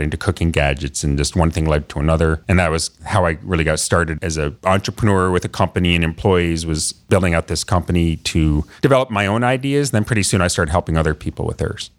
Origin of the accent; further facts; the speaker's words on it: Perrysburg, Ohio, United States; I grew up in Northwest Ohio in Perrysburg, so outside of Toledo